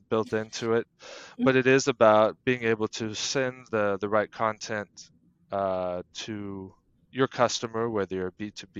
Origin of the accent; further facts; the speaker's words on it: United States; now in Denmark; I'm originally from the U.S., but have been in Denmark for 10 plus years now. Have also lived a number of places and have been quite mobile in my personal life and career, but have made a home now here in Denmark.